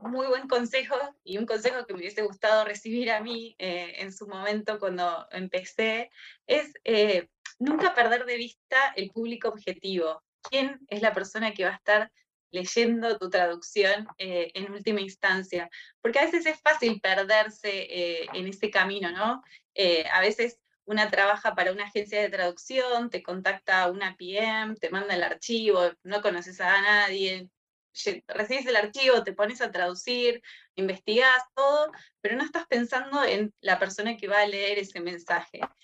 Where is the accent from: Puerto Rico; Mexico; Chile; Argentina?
Argentina; Córdoba; moved away; yo soy de Córdoba, me hace acordar a, mi infancia, a, caminar ahí por, por las sierras